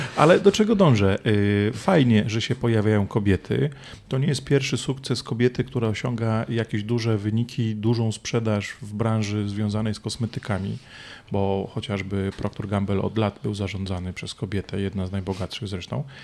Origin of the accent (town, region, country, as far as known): Poland; also born or lived in London, United Kingdom